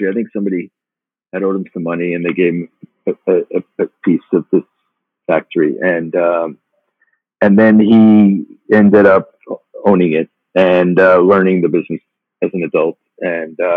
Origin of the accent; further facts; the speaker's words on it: Long Island, New York, United States; also born or lived in Brooklyn; I was born in Brooklyn, but raised actually uh, on Long Island